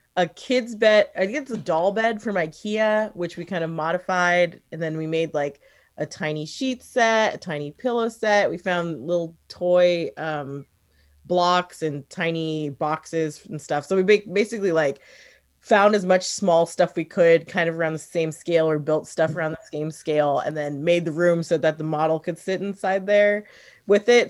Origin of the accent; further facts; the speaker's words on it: the Northwest, Pacific Northwest, United States; also born or lived in New York / San Francisco / Seattle / Portland; we moved here when I was about five. So I've been here most of my life